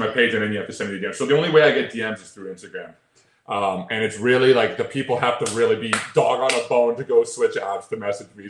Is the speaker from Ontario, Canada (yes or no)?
yes; Toronto, Ontario, Canada; I'm from Toronto, but I'm in the states all the time